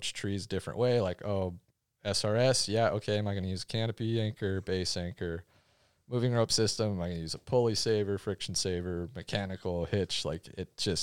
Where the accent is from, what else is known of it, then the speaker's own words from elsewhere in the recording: North Dakota, United States; now in Oregon, United States; I'm from North Dakota, not many trees there